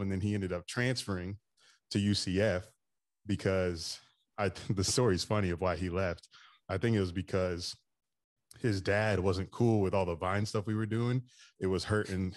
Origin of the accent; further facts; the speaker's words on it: Daytona Beach, Florida, United States; I grew up in Daytona Beach, Florida, so I've been in Florida pretty much my whole life